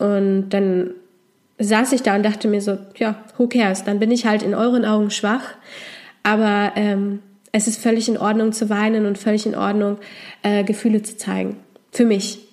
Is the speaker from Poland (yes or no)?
yes; Poland; moved away; ich komme ursprünglich aus Polen